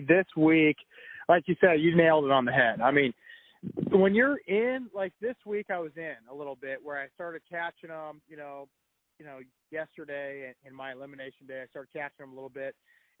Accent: California, United States; these are what we grew up fishing in California, Folsom, Oroville, Shasta.

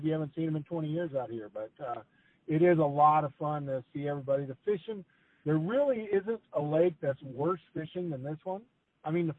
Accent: the West, United States; growing up in the West

